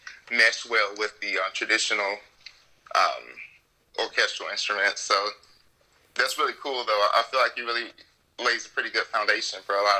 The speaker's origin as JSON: {"language": "English", "town": "Mobile", "region": "Alabama", "country": "United States", "tie": "born or raised there", "also_born_or_lived": "Birmingham, Alabama", "moved": "as an adult", "lives_now": "South Carolina, United States", "said": "I'm actually born and raised in Mobile, Alabama."}